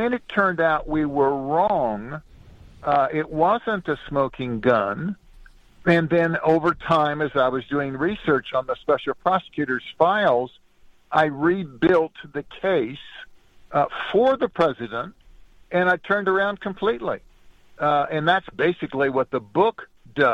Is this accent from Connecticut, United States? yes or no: no; Southern California, United States; I grew up in Southern California